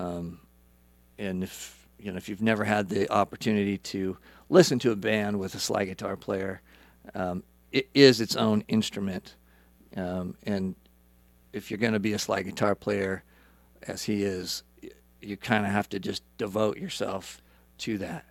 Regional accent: Idaho, United States; moved away as an adult; also born or lived in California; so, I grew up in Idaho.

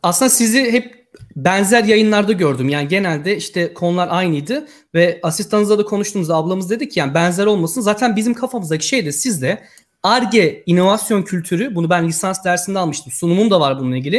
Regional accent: Yozgat Province, Turkey; moved away as an adult; now in Poland; ben de Aslan Yozgatlıyım

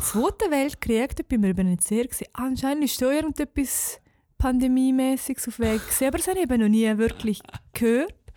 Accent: Switzerland; als Schweizer

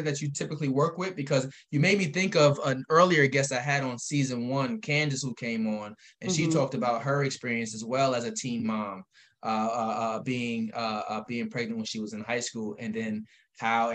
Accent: Albany, New York, United States; We're both from Albany. I love Albany with all I got

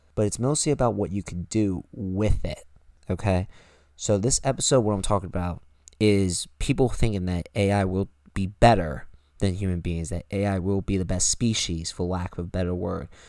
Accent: United States; we are American.

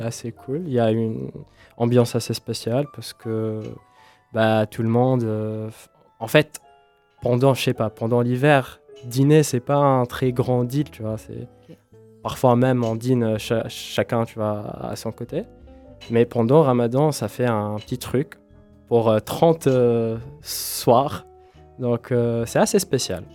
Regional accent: Tunisia; moved away; je viens de la Tunisie d'une famille bon, qui, bon, une musulmane

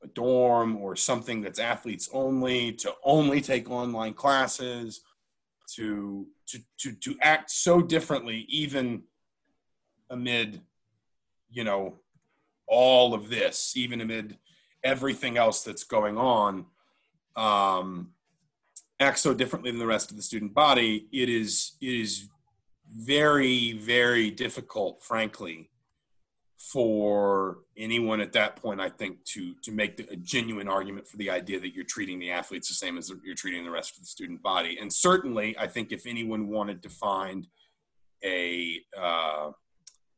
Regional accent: Atlanta, Georgia, United States; moved away; I grew up in Atlanta

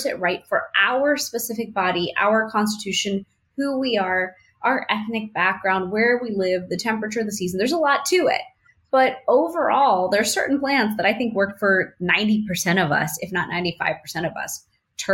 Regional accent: India; I thought, well, I'm Indian. I've eaten turmeric my whole life.

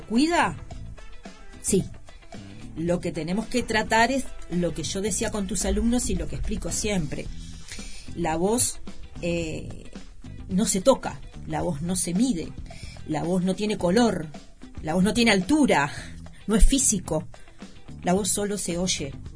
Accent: Uruguay; en nuestro país se da en la Universidad de la República

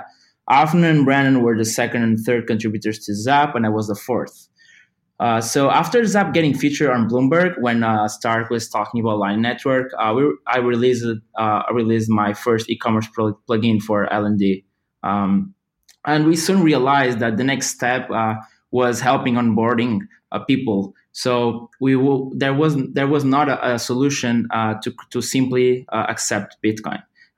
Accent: Portugal; I have a master's in informatics and computer engineering, and I come from Portugal.

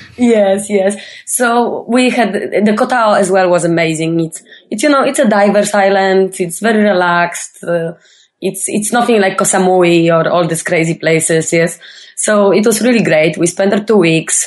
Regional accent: Poland; I'm from Poland

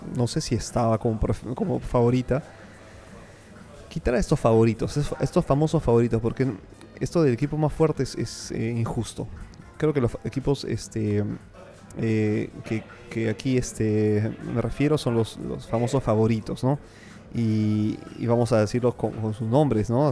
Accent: Peru

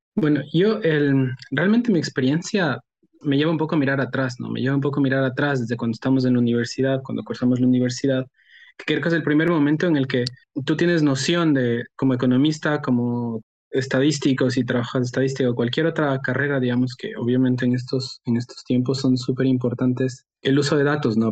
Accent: Ecuador; also born or lived in Australia; yo soy un economista ecuatoriano eh, estudié economía en una universidad en Ecuador

